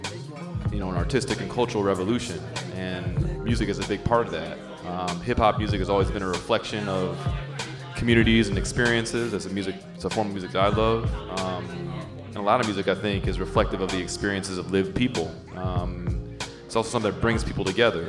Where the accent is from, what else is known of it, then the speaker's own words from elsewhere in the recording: Connecticut, United States; I was born and raised in Connecticut.